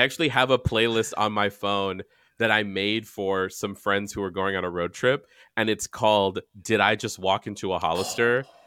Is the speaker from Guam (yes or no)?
yes; Guam; moved away; also born or lived in San Diego; I'm from Guam